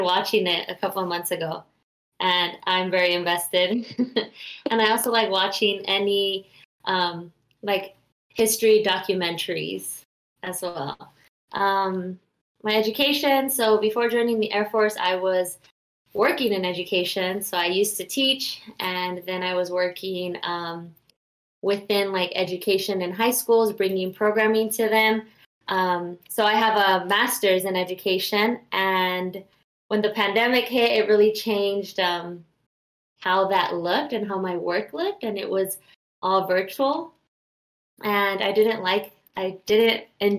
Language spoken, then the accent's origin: English; Long Beach, California, United States; I'm from Long Beach, California